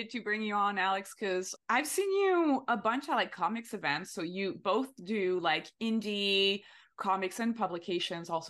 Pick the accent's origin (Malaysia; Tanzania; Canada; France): France; English is a second language; moved away as an adult; now in Los Angeles, United States; So when I moved for the first time in LA, I was already like 26, I think, and I moved from France and I didn't really know anybody in LA.